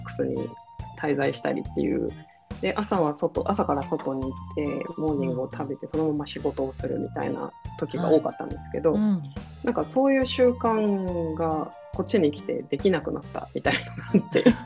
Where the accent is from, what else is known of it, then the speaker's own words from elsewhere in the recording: Hokkaido, Japan; moved away as an adult; also born or lived in Tokyo / Nagoya; もともと北海道出身なんですけれど